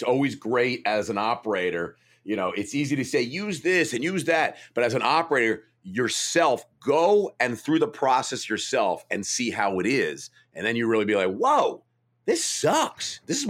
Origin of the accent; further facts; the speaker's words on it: New York, United States; Because when we like go to Chicago, we thought, oh man, we're from New York, everyone's going to love our brand.